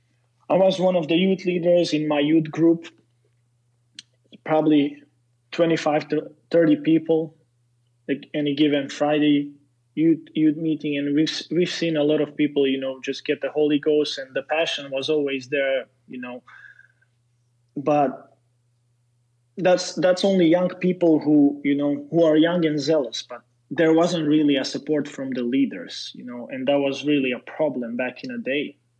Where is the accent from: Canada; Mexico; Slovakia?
Slovakia; English is a second language; I'm a Slovak, I'm not a Serbian, and Slovaks are evangelical mostly. I was raised in Pentecost